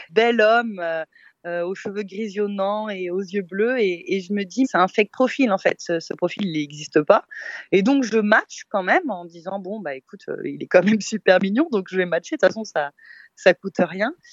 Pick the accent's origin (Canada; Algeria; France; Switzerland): Switzerland; non, c'est mon vrai prénom, je suis suisse.